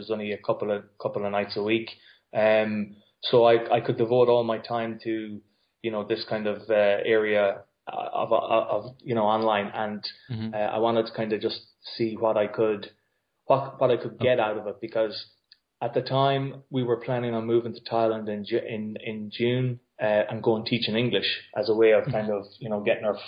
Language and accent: English; Ireland; myself and three other friends from my local town